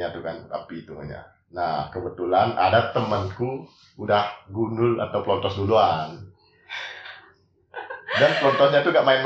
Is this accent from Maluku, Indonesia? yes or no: no; Bali, Indonesia; di mesin itu bukan kayak saya sendiri kan orang Bali ya.